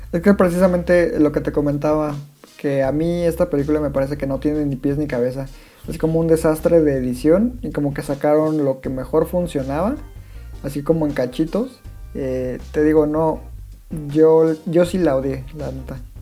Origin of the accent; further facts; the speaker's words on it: Mexico; yo como latino, como mexicano